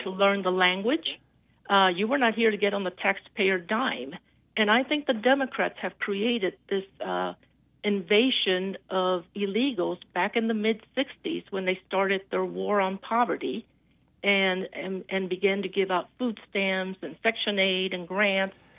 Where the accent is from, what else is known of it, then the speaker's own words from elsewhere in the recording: North Carolina, United States; I'm from North Carolina